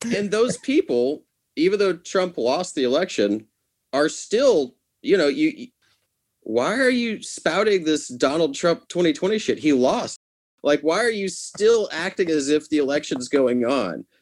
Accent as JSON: {"language": "English", "town": "Nashville", "region": "Tennessee", "country": "United States", "tie": "born or raised there", "said": "people you and I know from high school or from growing up in Nashville"}